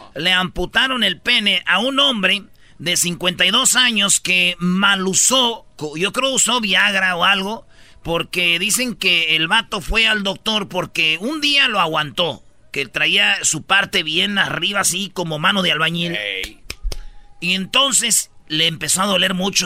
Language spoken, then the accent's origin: Spanish; Mexico